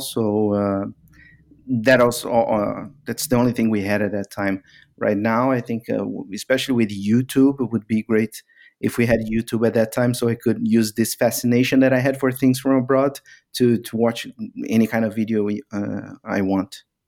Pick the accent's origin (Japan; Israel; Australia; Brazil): Brazil; moved away as an adult; also born or lived in Middle East; I was actually pushed from Brazil to work abroad because of these uh, economic cycles that happen from time to time in in Brazil